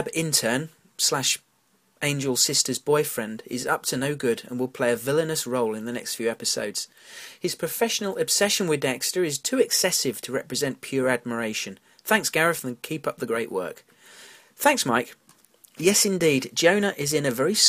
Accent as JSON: {"language": "English", "country": "United Kingdom", "accent": "British", "said": "my British accent and pronunciations"}